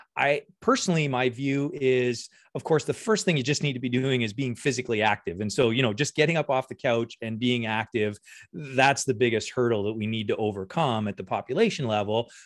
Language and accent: English; Windsor, Ontario, Canada; moved away as an adult; also born or lived in Guelph / Copenhagen; now in Hamilton, Canada; I'm originally from Windsor